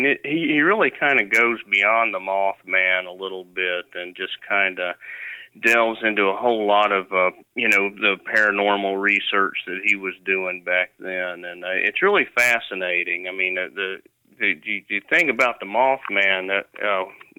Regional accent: Virginia, United States; I'm born and raised in Virginia

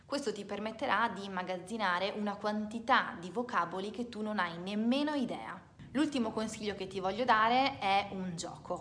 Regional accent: Italy; non sono una madrelingua, non sono madrelingua inglese, ma sono italiana

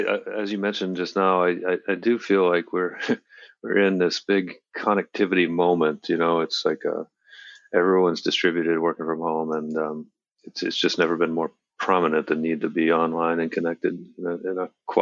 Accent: Maine, United States; also born or lived in Washington, D.C.; I grew up in Maine. I'm speaking to you here from Portland, Maine, where our company is based.

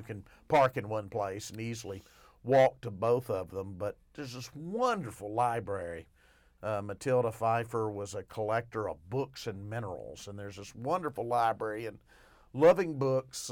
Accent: Arkadelphia, Arkansas, United States; I'm actually from Arkadelphia

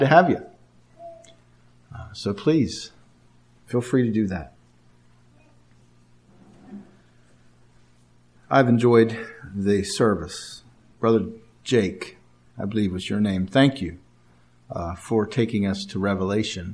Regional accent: Martinsburg, Pennsylvania, United States; also born or lived in Altoona, Pennsylvania; I was born and raised in Martinsburg, Pennsylvania

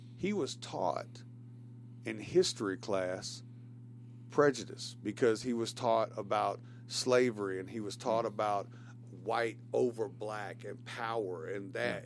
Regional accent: Shelbyville, Tennessee, United States; I'm from Shelbyville, Bedford County

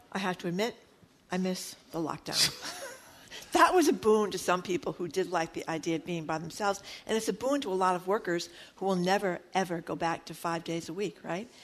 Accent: Fall River, Massachusetts, United States; I grew up in Fall River.

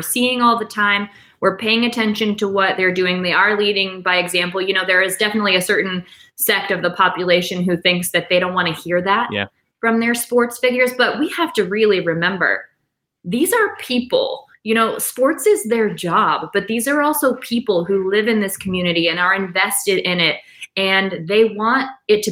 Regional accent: Canton, Ohio, United States; moved away as an adult; also born or lived in Los Angeles / New York; now in Cleveland, United States; I'm from Canton originally, 330

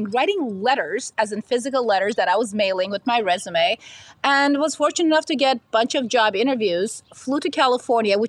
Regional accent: Istanbul, Turkey; moved away; I was born and raised in Istanbul, Turkey. So definitely did not grow up here.

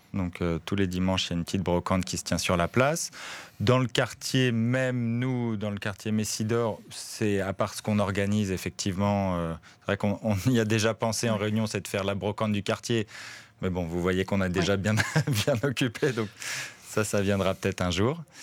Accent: France; accent: French; now in Forest, Belgium; Mon accent français

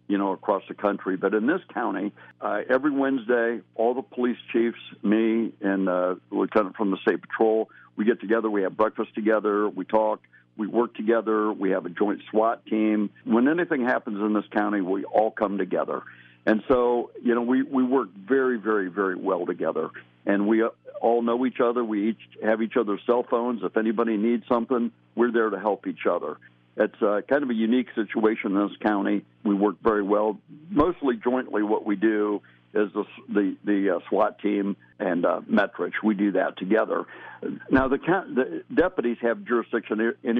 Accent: Mansfield, Ohio, United States; also born or lived in Phoenix, Arizona; I was born and raised in Mansfield.

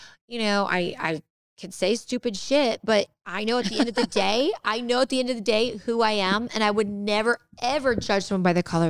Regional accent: Santa Barbara, California, United States; moved away; also born or lived in Montecito; I'm going to my hometown

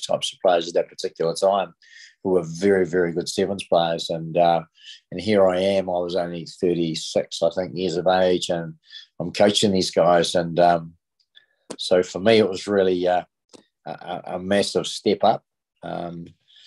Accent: Bay of Plenty, New Zealand; I came from the Bay of Plenty

